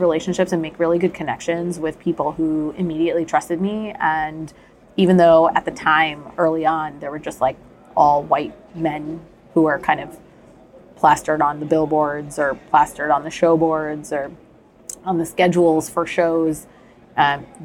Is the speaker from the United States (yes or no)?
yes; New Jersey, United States; I grew up in the Indian community in New Jersey